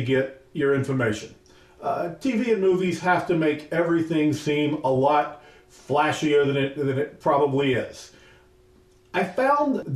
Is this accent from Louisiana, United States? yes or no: yes; New Orleans, Louisiana, United States; And I also grew up in Louisiana. So I grew up around New Orleans, both as a child and as a young adult